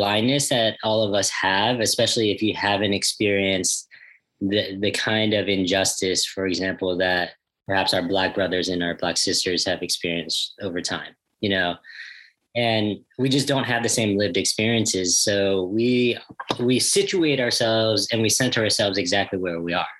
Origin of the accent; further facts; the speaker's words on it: United States; I grew up here in the States